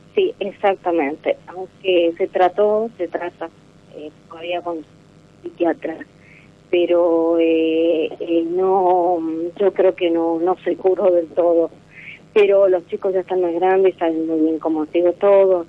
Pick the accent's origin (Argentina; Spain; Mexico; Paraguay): Argentina; San Fernando del Valle de Catamarca, Catamarca; yo soy de Catamarca